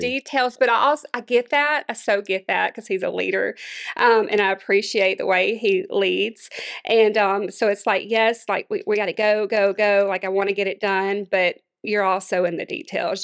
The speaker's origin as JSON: {"language": "English", "town": "Monroe", "region": "Louisiana", "country": "United States", "tie": "born or raised there", "moved": "yes", "lives_now": "Houston, United States", "said": "born and raised in Monroe, Louisiana"}